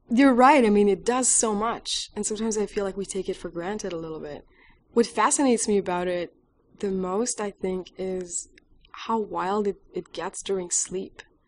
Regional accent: Quebec, Canada; moved away as an adult; also born or lived in Alberta, Canada; now in Austin, United States; I'm originally from Quebec

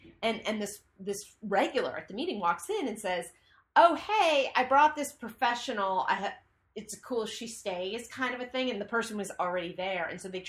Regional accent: California, United States; Marin County.

